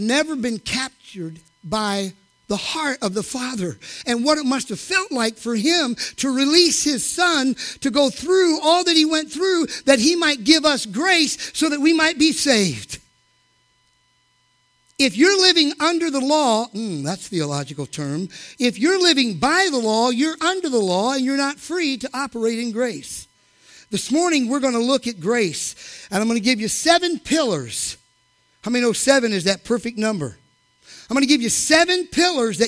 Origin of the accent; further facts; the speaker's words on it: the Bible Belt, United States; I grew up in the Bible Belt